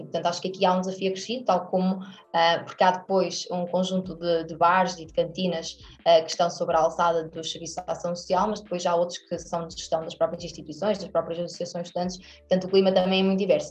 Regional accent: Aveiro, Centro, Portugal; moved away as an adult; also born or lived in Porto; eu sou estudante deslocada, portanto eu sou, sou, sou da Aveiro e depois fui para o Porto

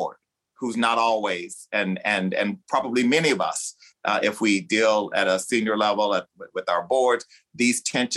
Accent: the South, United States; I grew up in the South

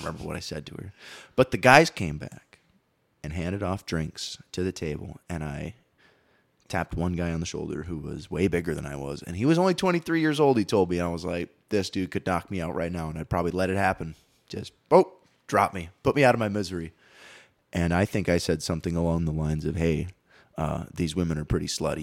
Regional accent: Green Bay, Wisconsin, United States; moved away; Green Bay, Wisconsin, where I grew up

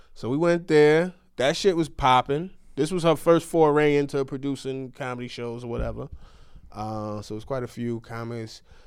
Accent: New York, United States; now in California, United States; I'm a New Yorker

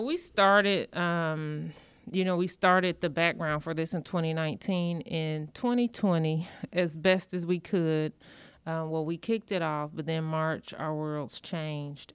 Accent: rural Illinois, United States; moved away as an adult; now in Indianapolis, United States; I'm from the Midwest, but coming in, I'm from rural Illinois

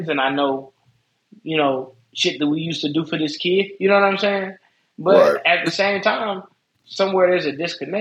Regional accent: Las Vegas, Nevada, United States; Well, I'm from Vegas. We're in Vegas.

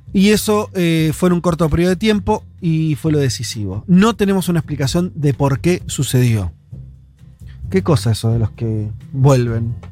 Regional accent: Argentina

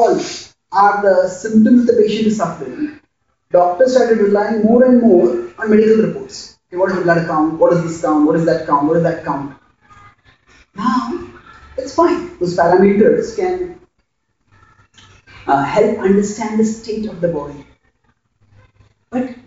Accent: Mumbai, Maharashtra, India; I come from Mumbai, India

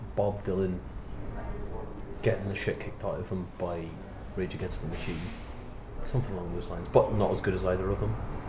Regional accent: near the Giant's Causeway, Northern Ireland, United Kingdom; I come from an exceptionally small and dull town in the north of Northern Ireland, near the Giant's Causeway

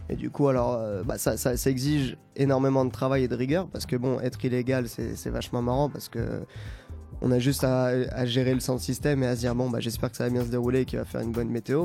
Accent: Saint-Germain-en-Laye, Île-de-France, France; on vient de Saint-Germain-en-Laye avec, avec toute l'équipe de la coloc. Aujourd'hui, on est 6 et on vient tous des alentours de Saint-Germain-en-Laye

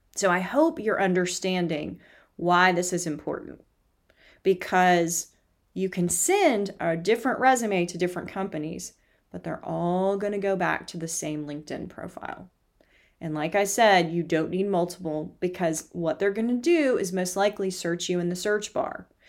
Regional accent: the South, United States; I'm from the South? 'Cause that's what we do is we feed people

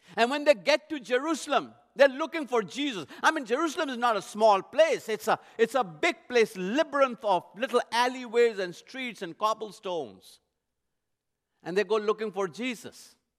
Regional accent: India; moved away; I was born and raised in India, not too far from the Middle Eastern culture.

